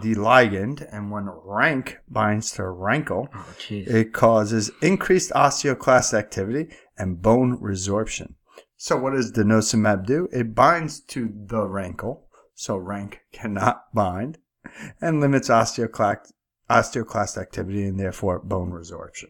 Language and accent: English; New York, United States; accent: New York; my accent's clearly from New York